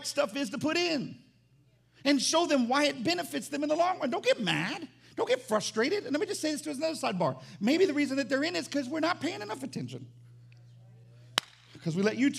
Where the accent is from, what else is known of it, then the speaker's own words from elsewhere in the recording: the South, United States; I'm from the South